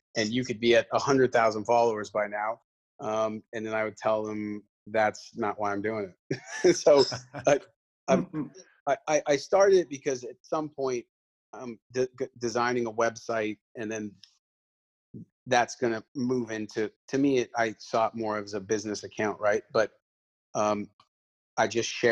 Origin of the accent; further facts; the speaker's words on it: Canada; I'm Canadian